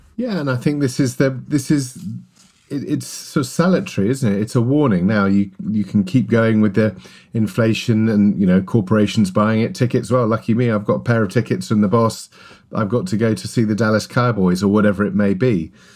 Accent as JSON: {"language": "English", "region": "London", "country": "United Kingdom", "tie": "born or raised there", "said": "as a kid growing up in West London, and my father was a, was a Welshman"}